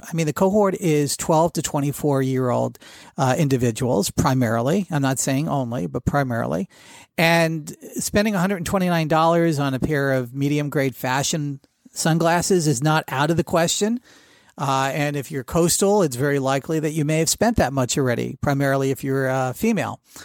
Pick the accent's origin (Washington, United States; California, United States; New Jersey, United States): New Jersey, United States; I grew up in Jersey